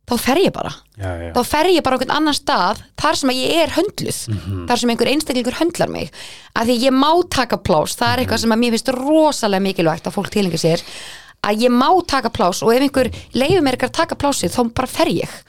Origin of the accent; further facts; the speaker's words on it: Hafnarfjörður, Capital Region, Iceland; Ég var í tveim skólum, ég var í Seberskóla og Áslandsskóla ég er semst úr Hafnafjörði